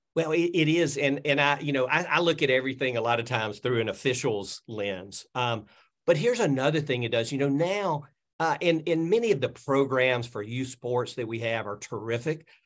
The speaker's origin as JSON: {"language": "English", "town": "Birmingham", "region": "Alabama", "country": "United States", "tie": "born or raised there", "said": "I grew up in Birmingham area, I moved back to Birmingham"}